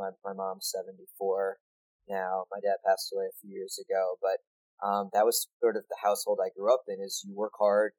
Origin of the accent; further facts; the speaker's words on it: 20 minutes outside New York City, United States; Growing up in New York, 20 minutes outside New York City, there were probably 5 bagel shops that were 5 minutes from my house